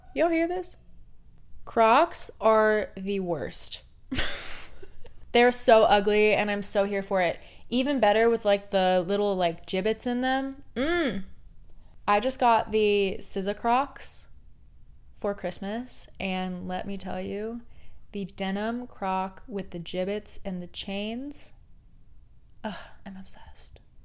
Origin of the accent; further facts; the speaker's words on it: Portland, Oregon, United States; I grew up in Portland, Oregon